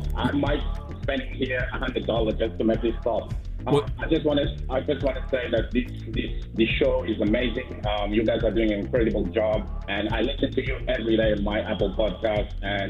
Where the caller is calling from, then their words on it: Angola; I'm calling from Angola, Africa.